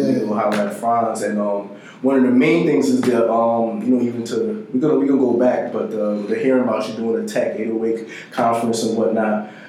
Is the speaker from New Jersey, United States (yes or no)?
yes; New Jersey, United States; I grew up in Jersey, like South Jersey, so I wasn't familiar.